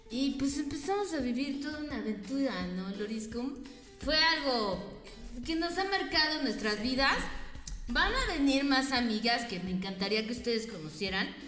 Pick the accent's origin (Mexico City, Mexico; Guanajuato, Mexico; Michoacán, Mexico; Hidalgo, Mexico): Mexico City, Mexico; yo crecí en Ciudad de México en la colonia Narvarte. y allá soy.